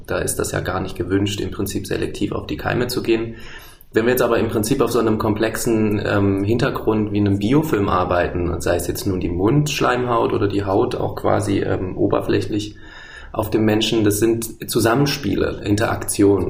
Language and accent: German; Berlin, Germany; Ich komme aus Berlin und die Firma ist in Halle